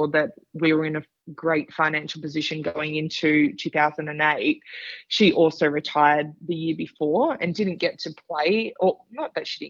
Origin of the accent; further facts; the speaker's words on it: Sydney, New South Wales, Australia; finish up my career in Sydney in front of my family and friends and my hometown